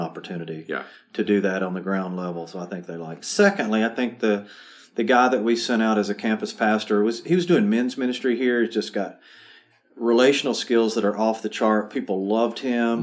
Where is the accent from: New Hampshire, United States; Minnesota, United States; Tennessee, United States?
Tennessee, United States; Murfreesboro; I grew up about a mile and a half from this church, so um, this is my hometown